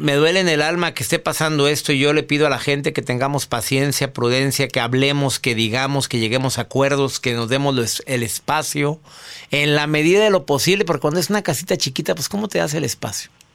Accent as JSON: {"language": "Spanish", "country": "Mexico", "said": "en mi país, en México"}